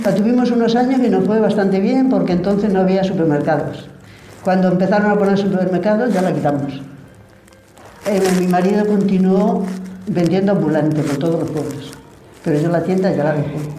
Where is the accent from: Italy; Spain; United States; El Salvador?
Spain; Agallas, Castile and León; moved away as an adult; also born or lived in France; now in Ciudad Rodrigo, Spain; yo nací en Agallas